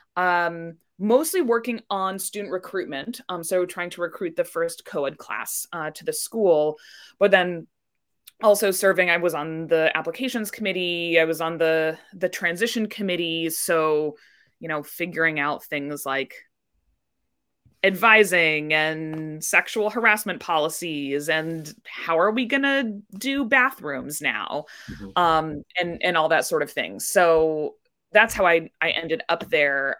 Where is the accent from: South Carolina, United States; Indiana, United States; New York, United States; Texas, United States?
Indiana, United States; Indianapolis; I grew up in Indianapolis, Indiana